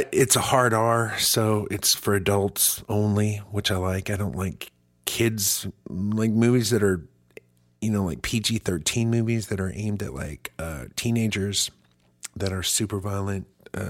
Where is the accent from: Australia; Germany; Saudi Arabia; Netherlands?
Germany; now in United States; I grew up in Germany where it's just nudity's fine, and it is. It's not a big deal, but we make it a real big deal in this country.